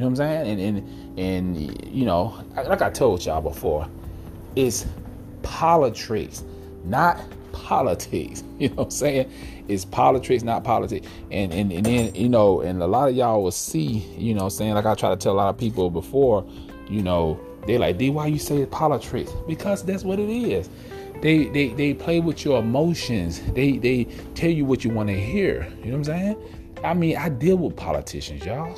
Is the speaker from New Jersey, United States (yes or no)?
no; Georgia, United States; here in Georgia, my home state